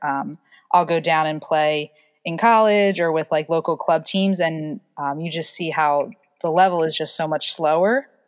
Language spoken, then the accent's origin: English; New Jersey, United States; I'm from South Jersey